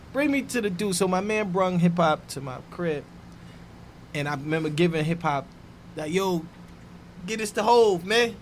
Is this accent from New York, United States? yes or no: yes; New York City, New York, United States; From Harlem World. Mm-hmm. Um, yeah. Grew up in Harlem